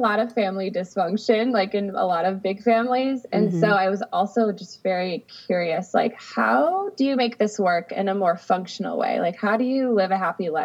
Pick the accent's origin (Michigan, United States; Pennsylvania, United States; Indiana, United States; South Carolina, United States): Michigan, United States; Adrian; now in Sacramento, United States; I'm originally from the Midwest. I grew up in a small town in Michigan